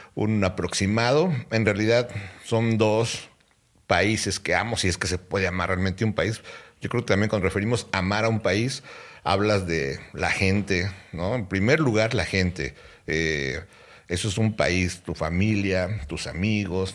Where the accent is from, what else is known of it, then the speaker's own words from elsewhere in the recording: Mexico; moved away as an adult; now in United States; Todavía soy más mexicano porque son más los años que estuve en México que los que he estado aquí